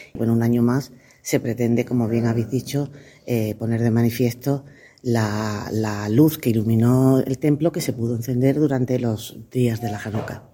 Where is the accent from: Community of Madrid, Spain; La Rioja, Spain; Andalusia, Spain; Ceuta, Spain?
Ceuta, Spain; somos todos ceutíes